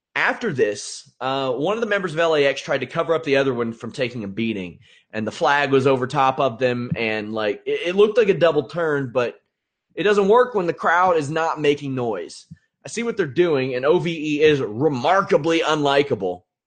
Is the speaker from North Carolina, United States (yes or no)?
no; Kentucky, United States; I am from Kentucky